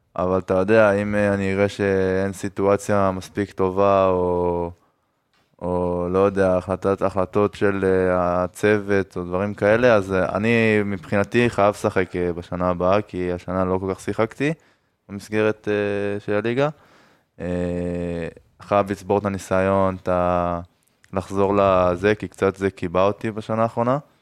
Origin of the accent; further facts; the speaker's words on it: Ashkelon, Southern District, Israel; גדלתי באשקלון